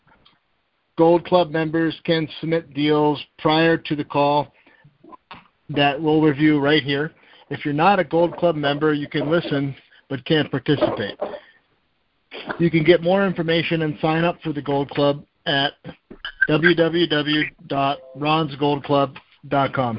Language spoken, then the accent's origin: English; Erie, Pennsylvania, United States; I am from Erie, Pennsylvania